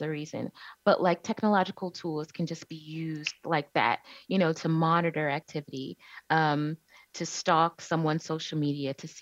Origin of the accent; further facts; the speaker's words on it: Cleveland, Ohio, United States; I'm originally from Cleveland, Ohio. That's where I was born and raised